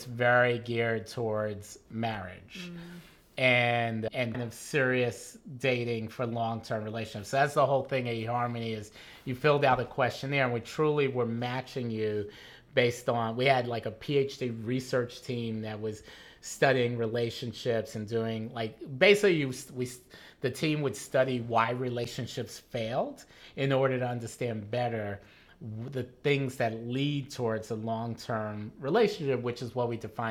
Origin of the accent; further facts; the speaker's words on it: New York City, New York, United States; moved away as an adult; also born or lived in Bay Area, California / Wisconsin / London / Los Angeles; I grew up in the South Bronx